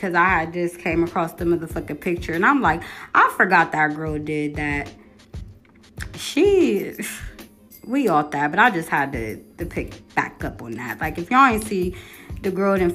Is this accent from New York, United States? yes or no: no; Columbus, Ohio, United States; I'm from Columbus, Ohio.